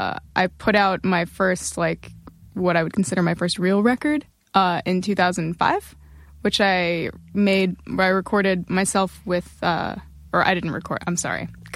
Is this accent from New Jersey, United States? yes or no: yes; northwestern New Jersey, United States; moved away; also born or lived in Montclair, New Jersey; I decided that it would be awesome to say that I was from Montclair, where I was living at the time, instead of where I was actually from, which is a tiny little village in northern, even more northern and western New Jersey, like all the way up in the top most part of the state